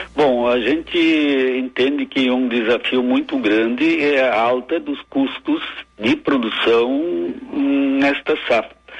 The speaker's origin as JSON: {"language": "Portuguese", "town": "Santa Cruz do Sul", "region": "Rio Grande do Sul", "country": "Brazil", "tie": "born or raised there", "said": "Eu, na verdade, sou natural de Santa Cruz do Sul"}